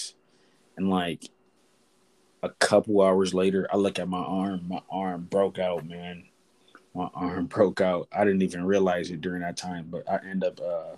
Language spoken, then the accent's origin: English; Detroit, Michigan, United States; now in North Carolina, United States; growing up in Detroit